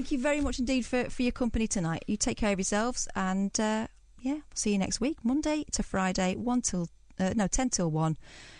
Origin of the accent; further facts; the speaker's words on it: Manchester, North West England, United Kingdom; moved away; No, I'm not. I'm from Manchester.